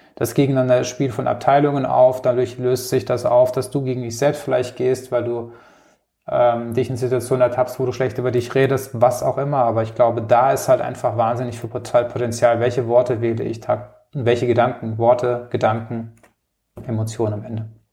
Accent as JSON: {"language": "German", "region": "Rhineland-Palatinate", "country": "Germany", "moved": "as an adult", "lives_now": "Munich, Germany", "said": "Ich komme aus, ursprünglich aus der Pfalz und wohne jetzt seit knapp 15 Jahren in München"}